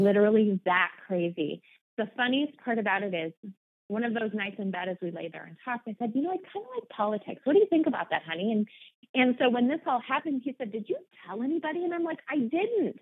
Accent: Omaha, Nebraska, United States; moved away as an adult; now in Portland, United States; born and bred in Omaha, Nebraska, so I'm a Midwest girl at heart

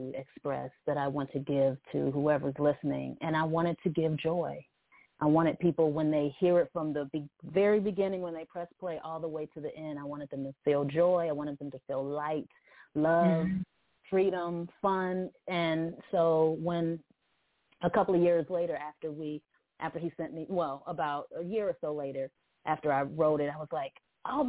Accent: Cleveland, Ohio, United States; I'm from Cleveland, Ohio, calling in from Cleveland

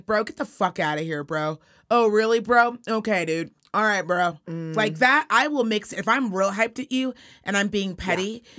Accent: Reno, Nevada, United States; accent: Valley Girl

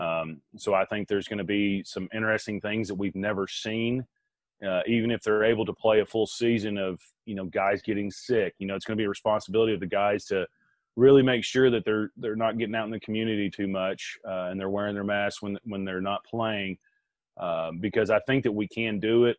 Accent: Arkansas, United States; also born or lived in Green Bay; my home state of Arkansas

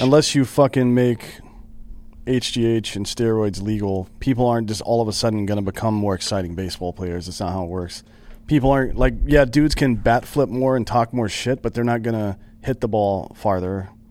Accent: near Anderson, South Carolina, United States; That was, that was uh, near my hometown.

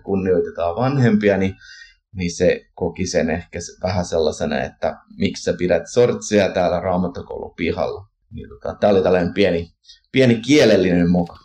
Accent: Canada; now in Finland; kun kasvoin Kanadassa suomalaisperheessä ja kävin siirtolaisseurakunnassa

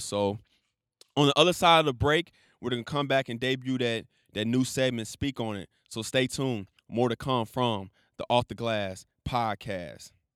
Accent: Chicago, Illinois, United States; my hometown, city of Chicago.

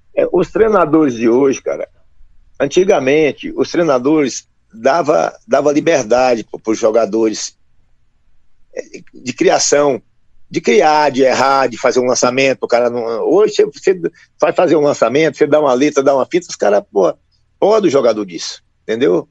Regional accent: São Francisco, Minas Gerais, Brazil; Eu sou do norte de Minas, São Francisco, cidade na beira do Velho Chico

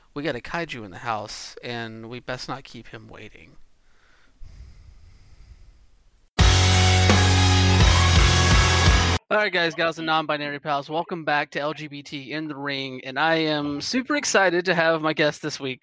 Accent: Georgia, United States; moved away; I'm from Georgia originally.

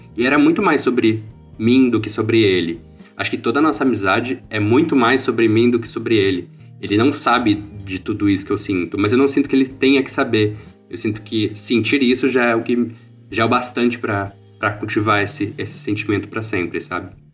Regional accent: Porto Feliz, São Paulo, Brazil; also born or lived in Campinas; eu sou de Porto Feliz

